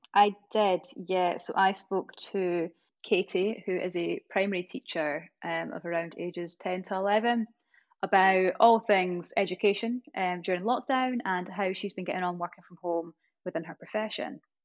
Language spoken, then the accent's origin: English; East Coast of Scotland, United Kingdom; accent: Scottish; I'm obviously from the East Coast. So I really roll my R's